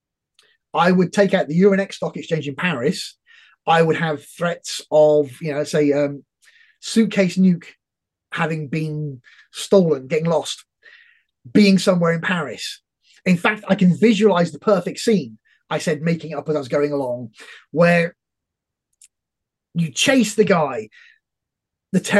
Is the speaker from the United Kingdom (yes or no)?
yes; United Kingdom; as a Brit